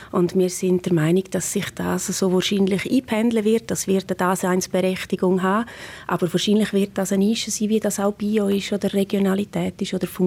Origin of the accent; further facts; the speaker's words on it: Graubünden, Switzerland; Und ich als Bündnerin freue mich auch mit einem Engadiner Bergkäse, Supergold.